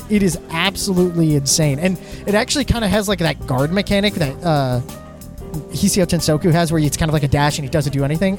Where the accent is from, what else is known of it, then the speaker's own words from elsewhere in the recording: Southern Kentucky, United States; accent: Southern Kentucky; my Southern Kentucky accent that comes out, but sometimes it just comes out and I can't get rid of it